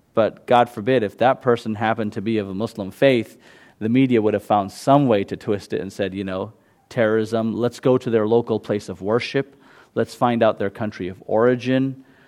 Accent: San Jose, California, United States; first language Gujarati; English is a second language; also born or lived in London, United Kingdom; I've lived in San Jose since I was five

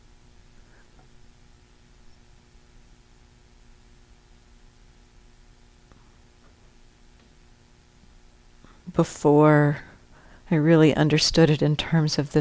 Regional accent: United States; growing up in the United States

